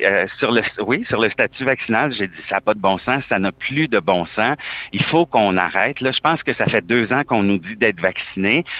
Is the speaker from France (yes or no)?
no; Quebec, Canada; j'ai une plaque du Québec, que je suis canadien